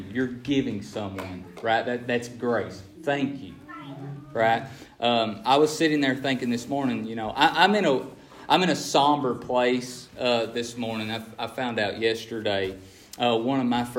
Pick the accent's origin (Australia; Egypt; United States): United States; Appalachia; I'm from Appalachia where poverty is the norm.